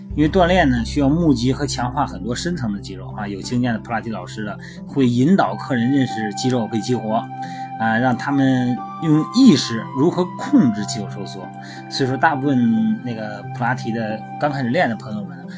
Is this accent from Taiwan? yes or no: no; China; 我们作为中国人啊